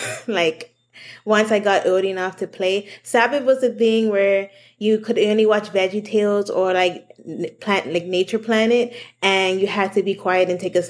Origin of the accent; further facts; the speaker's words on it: Bermuda; So I'm from Bermuda, a little island in the middle of the ocean.